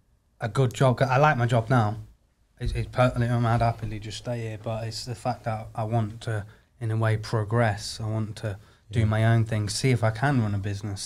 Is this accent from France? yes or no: no; Warrington, North West England, United Kingdom; also born or lived in Germany; I'm from up north, northwest, Warrington.